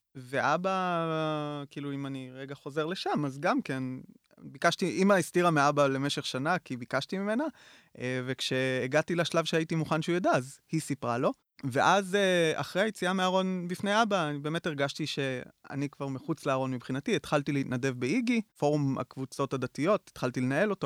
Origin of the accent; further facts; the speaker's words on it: Lavi, Northern District, Israel; גדלתי בקיבוץ לביא, אה, שזה קיבוץ דתי ליד טבריה